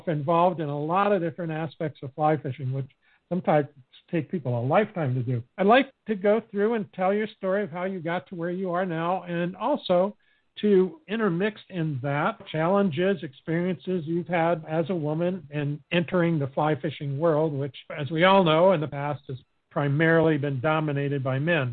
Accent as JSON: {"language": "English", "region": "Alaska", "country": "United States", "tie": "born or raised there", "said": "I grew up in Alaska when I was a kid"}